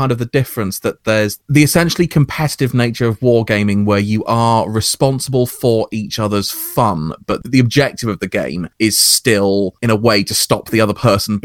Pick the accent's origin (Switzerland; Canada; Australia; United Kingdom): United Kingdom; I'm British OSR to my bones, so I had a different kind of experience of old school gaming